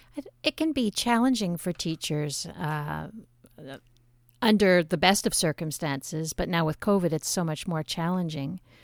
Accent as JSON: {"language": "English", "town": "Montreal", "region": "Quebec", "country": "Canada", "tie": "born or raised there", "also_born_or_lived": "Trois-Rivières", "said": "my family's originally from Trois Rivières, but I grew up in Montreal, in Le Chine"}